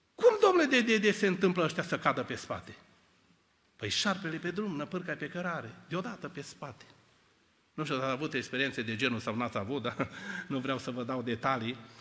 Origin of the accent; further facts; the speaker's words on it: Cluj-Napoca, Cluj County, Romania; Noi eram trei tineri de la Cluj